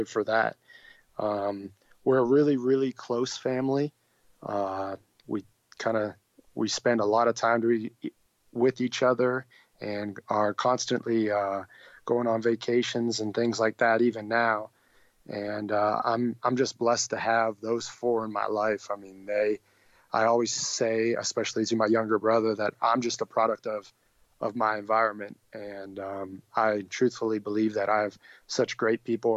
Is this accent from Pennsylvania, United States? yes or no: yes; Erie, Pennsylvania, United States; I'm from Erie, Pennsylvania, which is in the top northwest part of the state